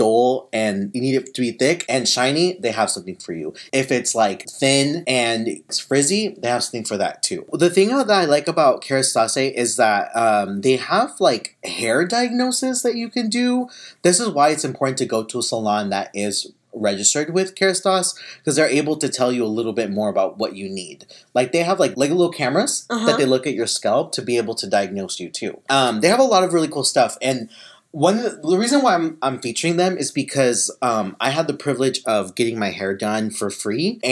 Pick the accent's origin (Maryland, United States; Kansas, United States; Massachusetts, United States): Kansas, United States; now in Southern California, United States; we're from Kansas